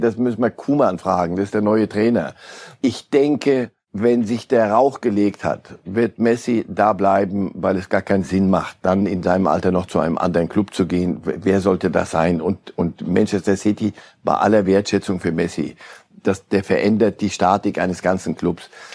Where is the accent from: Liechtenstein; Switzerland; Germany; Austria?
Switzerland; ich bin ja Schweizer